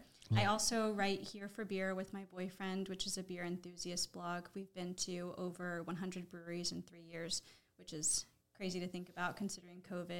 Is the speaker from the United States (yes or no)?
yes; Texas, United States; moved away as an adult; now in Delaware, United States; I am from Texas. I've lived in Delaware since 2015.